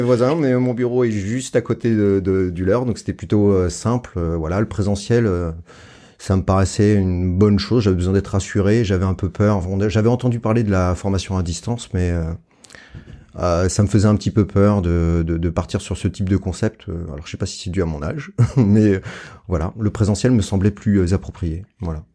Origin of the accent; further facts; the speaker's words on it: Montpellier, Occitania, France; je suis de Montpellier